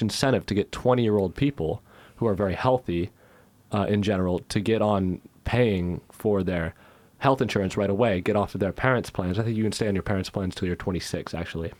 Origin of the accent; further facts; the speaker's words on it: United States; now in United Kingdom; I am American